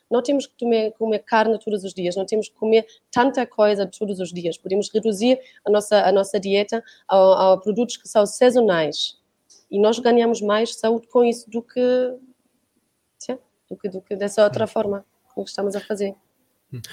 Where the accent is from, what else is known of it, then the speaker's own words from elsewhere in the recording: Germany; now in Portugal; eu sou da Alemanha